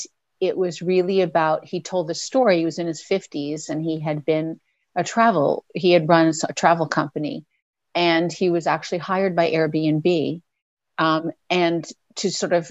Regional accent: New York, United States; moved away as an adult; now in Canada; I did grow up in New York. Yes. I'm from New York

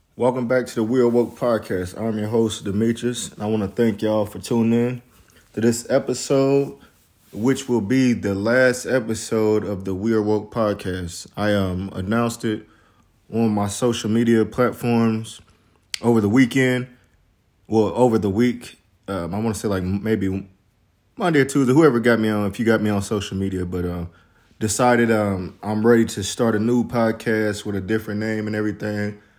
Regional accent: Midwest, United States; I'm from the Midwest

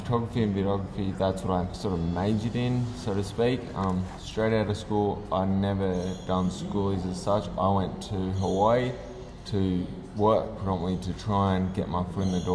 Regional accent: Central Coast, New South Wales, Australia; also born or lived in England; growing up on the Central Coast

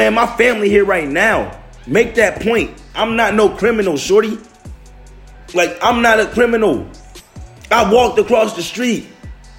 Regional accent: Detroit, Michigan, United States; moved away as an adult; now in California, United States; I'm from Detroit

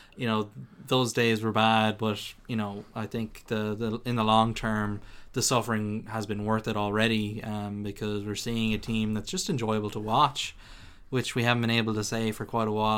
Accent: Ireland; we're Irish

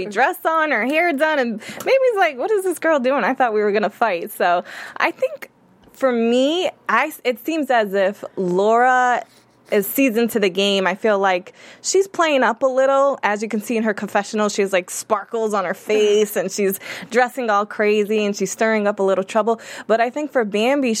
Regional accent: Boston, Massachusetts, United States; I'm from Boston.

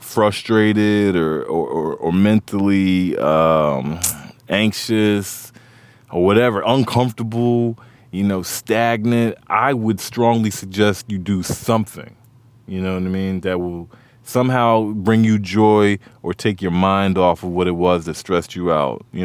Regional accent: Montgomery County, Maryland, United States; Growing up where I grew up in Montgomery County, it felt like D.C. is our city

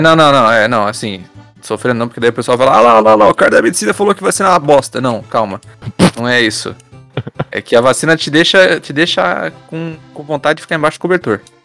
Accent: Brazil; eu ainda sou brasileiro

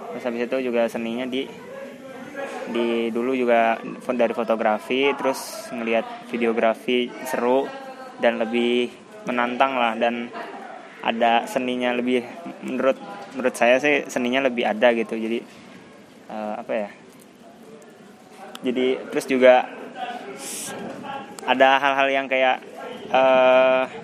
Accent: Tangerang, Banten, Indonesia; dari kecil dari dari lahir sampai SMA Tangerang dan kuliah di Semarang.

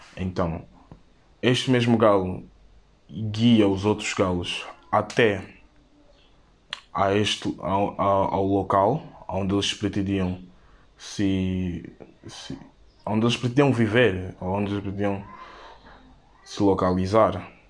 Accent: São Tomé & Príncipe; tenho 18 anos e sou de São Tomé e Príncipe

